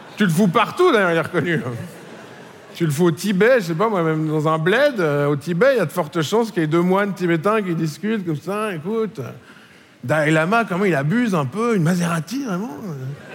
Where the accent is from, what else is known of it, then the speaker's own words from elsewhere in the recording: Switzerland; Je suis suisse